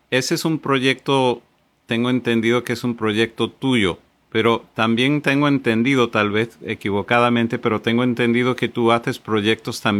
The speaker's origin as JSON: {"language": "Spanish", "town": "Caracas", "region": "Capital District", "country": "Venezuela", "lives_now": "Madrid, Spain", "said": "de Caracas, Venezuela, vivo en Madrid, España."}